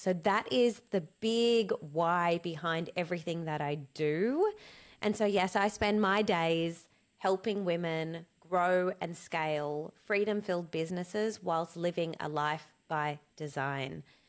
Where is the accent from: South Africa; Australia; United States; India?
South Africa; Cape Town, Western Cape; born there; And so I was born in 1984 in Cape Town, South Africa, at the peak of the apartheid, and Nelson Mandela was in prison.